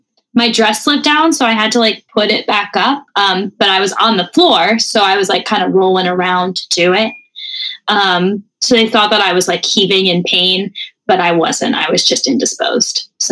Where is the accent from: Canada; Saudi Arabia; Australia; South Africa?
Canada; I feel like I could bond with her over the fact that we're French Canadian.